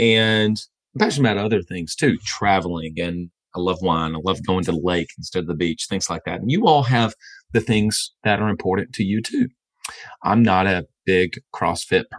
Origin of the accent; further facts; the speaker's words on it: the South, United States; where I grew up in the South, college football is a big part of my life